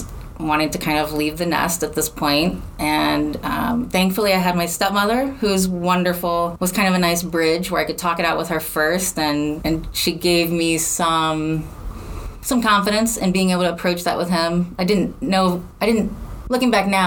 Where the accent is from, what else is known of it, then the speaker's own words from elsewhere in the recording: Chicago, Illinois, United States; moved away; also born or lived in St. Louis; I'm from Chicago.